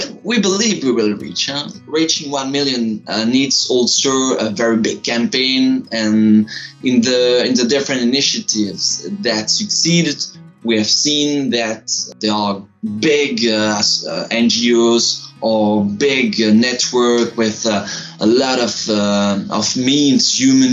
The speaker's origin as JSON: {"language": "English", "town": "Tournai", "region": "Wallonia", "country": "Belgium", "moved": "as an adult", "lives_now": "Brussels, Belgium", "said": "I'm studying law and political science in Brussels, but I come from Tournai, a little city in the middle of the fields"}